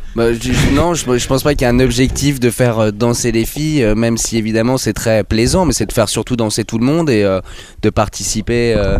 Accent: Bougival, Île-de-France, France; also born or lived in Versailles; j'habite à Versailles. Après, on vient de Bougival, qui est une petite ville à côté

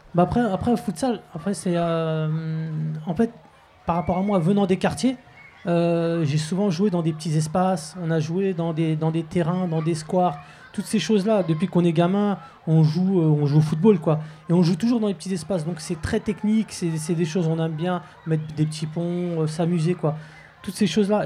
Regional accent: Clichy-sous-Bois, Île-de-France, France; also born or lived in Montfermeil; mes parents sont nus très tôt, du moins à Clichy-sous-Bois, dans les années 70

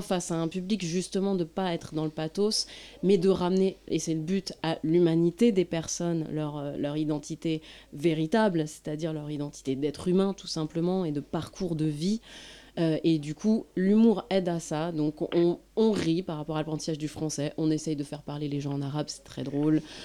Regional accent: France; en tant que française, je je n'étais pas, euh, je ne parlais pas la langue arabe

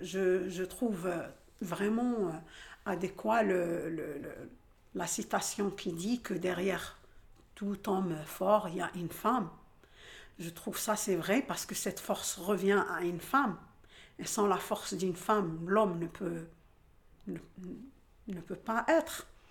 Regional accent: Algeria; moved away as an adult; now in La Courneuve, France; j'ai grandi en Algérie.

